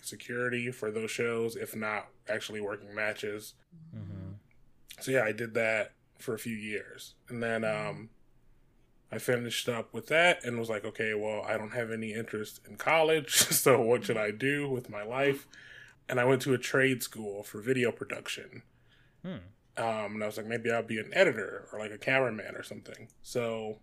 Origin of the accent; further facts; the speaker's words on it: Detroit, Michigan, United States; moved away as an adult; now in Los Angeles, United States; I grew up in Detroit, Michigan.